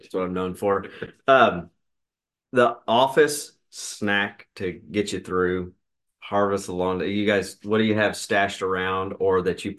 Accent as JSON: {"language": "English", "region": "Arkansas", "country": "United States", "tie": "born or raised there", "said": "I grew up in Arkansas."}